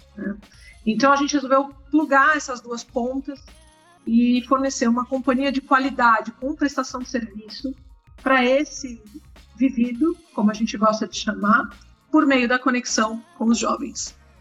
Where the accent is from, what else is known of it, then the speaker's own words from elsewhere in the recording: São Paulo, Brazil; sou nascida em São Paulo, né, atualmente estou morando no interior de São Paulo